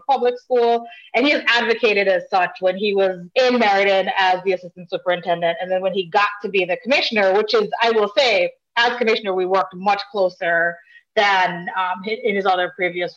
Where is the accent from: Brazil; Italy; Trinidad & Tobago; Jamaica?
Jamaica; now in Connecticut, United States; my family is from Jamaica, and I grew up in Jamaica.